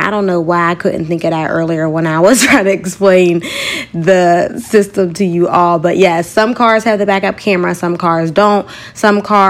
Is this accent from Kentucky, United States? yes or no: no; Pittsburgh, Pennsylvania, United States; moved away; my hometown of Pittsburgh, Pennsylvania